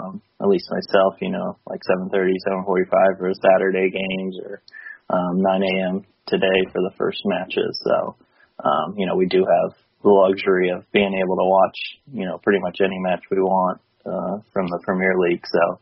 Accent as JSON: {"language": "English", "town": "Tampa", "region": "Florida", "country": "United States", "said": "I'm from Tampa, Florida. So, you know, from the States."}